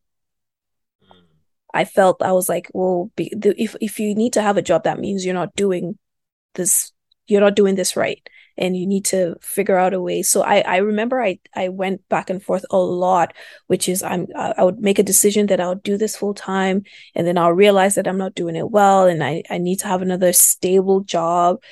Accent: Kaduna, Kaduna State, Nigeria; moved away; also born or lived in Lagos; I was born and raised in the north

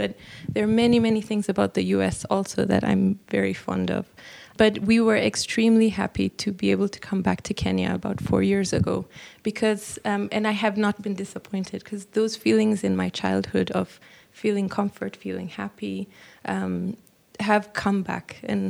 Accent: Eritrea; When I was 13, my home country of Eritrea got its independence, and we were one of the first families to move back to Eritrea.

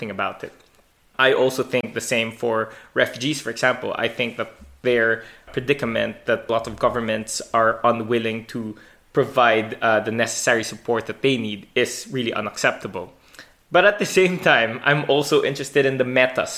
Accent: Philippines; I grew up in the Philippines

